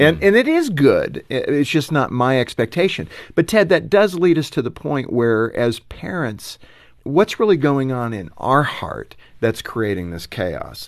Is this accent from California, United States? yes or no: yes; Los Angeles, California, United States; growing up in Los Angeles